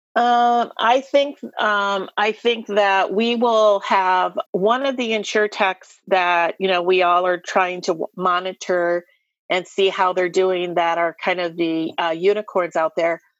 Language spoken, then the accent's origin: English; Iowa, United States; I'm an Iowa girl, born and raised in Iowa